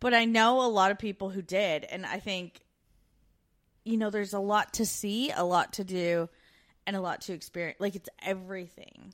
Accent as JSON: {"language": "English", "country": "Canada", "moved": "yes", "said": "We're two Canadian expats now living in Australia and the U K."}